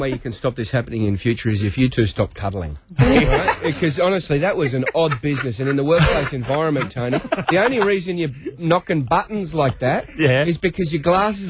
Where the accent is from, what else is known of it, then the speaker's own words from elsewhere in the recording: Queensland, Australia; I'm from Queensland.